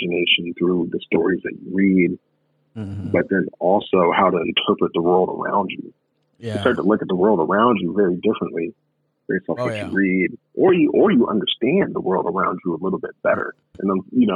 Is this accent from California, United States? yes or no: no; Des Moines, Iowa, United States; I grew up in Des Moines, Iowa, grew up off of 16th and Hickman in Des Moines